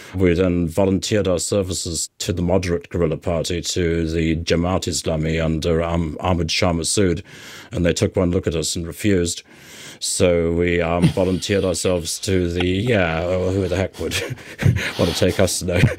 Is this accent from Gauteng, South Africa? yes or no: no; Cape Town, Western Cape, South Africa; moved away; I grew up in Cape Town.